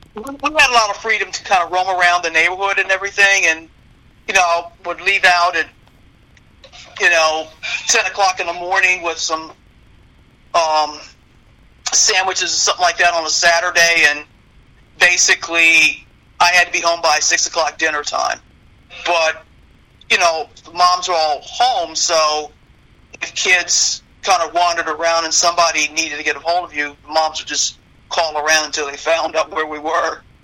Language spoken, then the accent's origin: English; Rockville, Maryland, United States; I grew up in Rockville.